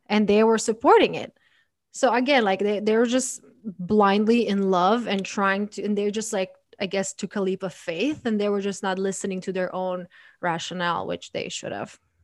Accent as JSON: {"language": "English", "country": "Croatia", "moved": "yes", "lives_now": "United States", "said": "I'm from Croatia"}